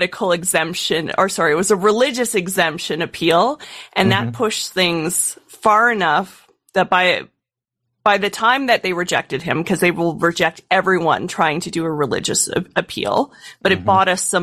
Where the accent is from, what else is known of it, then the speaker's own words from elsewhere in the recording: Canada; as a Canadian